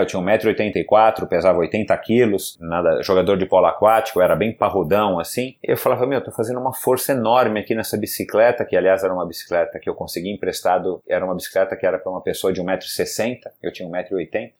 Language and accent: Portuguese; São Paulo, Brazil; eu fui criado aqui na zona sul de São Paulo